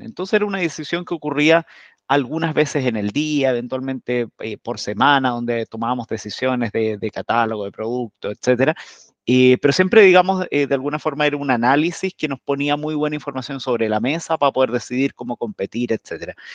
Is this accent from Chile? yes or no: yes; Chile; emprendedores chilenos